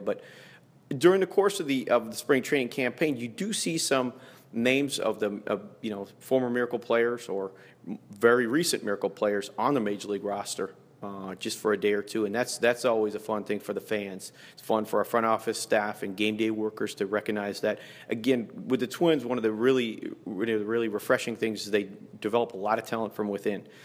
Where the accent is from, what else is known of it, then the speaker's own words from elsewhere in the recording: Toronto, Ontario, Canada; moved away as an adult; now in Fort Myers, United States; I grew up in Toronto